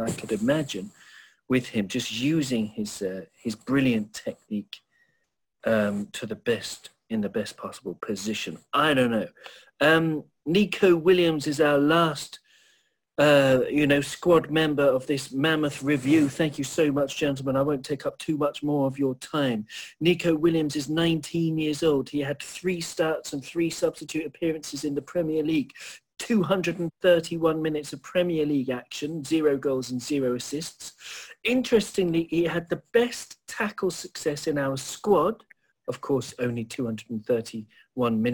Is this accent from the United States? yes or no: no; Wales, United Kingdom; I'm Welsh